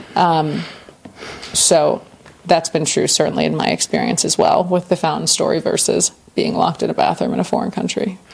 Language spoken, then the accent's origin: English; Winter Park, Florida, United States; I grew up in the States in Central Florida in Winter Park, which is a part of Orlando